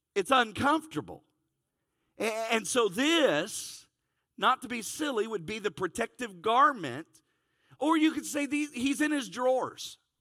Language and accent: English; Cincinnati, Ohio, United States; I'm from Cincinnati